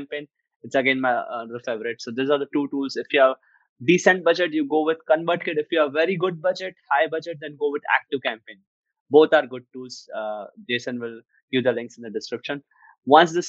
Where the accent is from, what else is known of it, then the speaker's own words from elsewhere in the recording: India; I'm from India